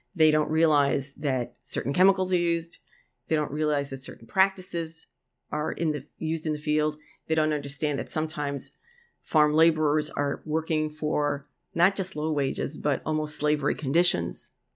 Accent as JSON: {"language": "English", "town": "New York City", "region": "New York", "country": "United States", "tie": "born or raised there", "moved": "yes", "said": "I grew up in the Bronx. I'm a city kid, you know, for most of my life"}